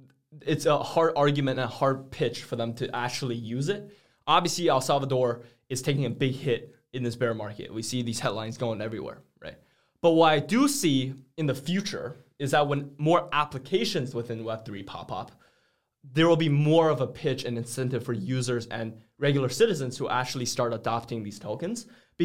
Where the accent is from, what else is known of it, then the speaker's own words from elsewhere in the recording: China; now in United States; we live in the US right now, and I come from China, which is also a pretty established economy.